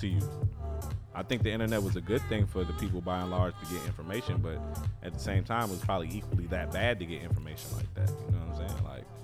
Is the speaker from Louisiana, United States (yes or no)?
yes; Louisiana, United States; I'm straight from Louisiana